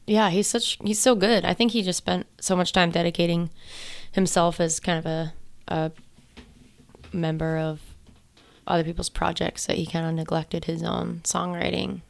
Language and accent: English; Monument, Colorado, United States; I grew up in Monument, Colorado.